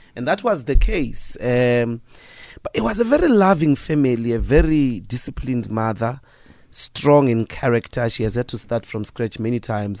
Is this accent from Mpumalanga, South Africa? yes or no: no; Evaton, Gauteng, South Africa; born or raised there; moved away; also born or lived in Sasolburg / Johannesburg